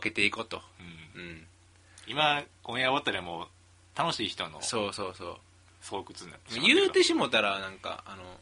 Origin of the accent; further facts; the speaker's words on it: Kyoto, Japan; 俺らも京都人やから京都人やから